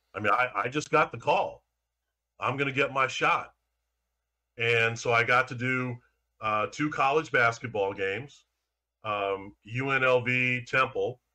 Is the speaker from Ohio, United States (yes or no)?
no; St. Louis, Missouri, United States; I'm in my hometown covering my hometown teams